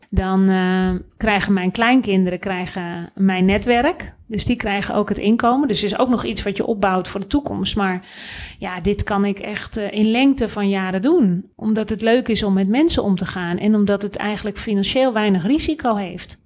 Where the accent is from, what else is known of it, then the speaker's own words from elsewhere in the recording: Netherlands; wij zijn als Nederlanders